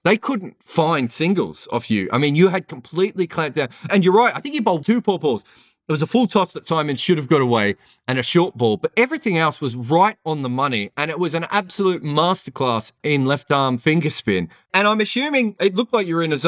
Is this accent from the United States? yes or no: no; Australia; being an Australian fan